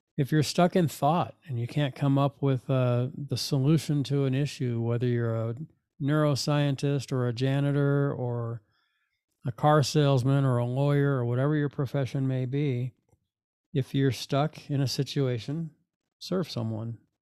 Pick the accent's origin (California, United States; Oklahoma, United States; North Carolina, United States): California, United States; Fullerton; the life of an eighteen-year-old when I was graduating from Fullerton High School